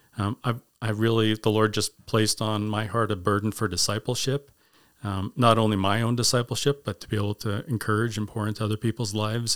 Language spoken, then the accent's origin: English; Winnipeg, Manitoba, Canada; also born or lived in Grimsby, Ontario; I was originally born in Grimsby, Ontario, and, uh, lived there until fifth grade, and we moved as a family to Winnipeg and, uh, lived there for nineteen years